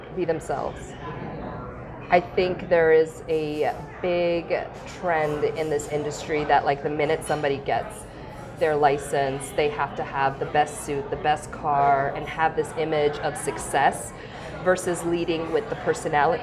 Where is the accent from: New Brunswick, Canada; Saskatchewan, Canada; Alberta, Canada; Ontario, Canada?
Ontario, Canada; Vaughan; I come from Vaughan